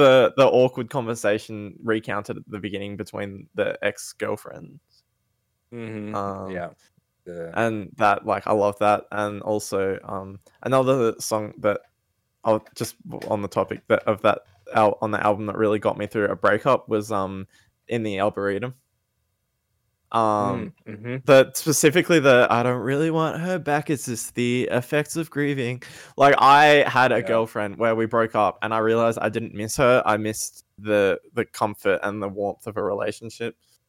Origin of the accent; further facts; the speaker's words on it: Australia; I'm Australian